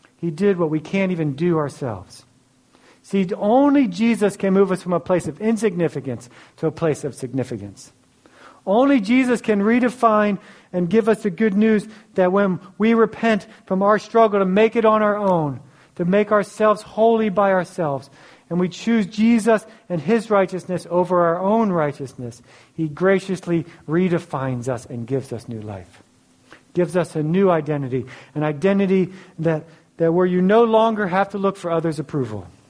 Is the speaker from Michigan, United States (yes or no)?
no; Philadelphia, Pennsylvania, United States; I grew up in Philly.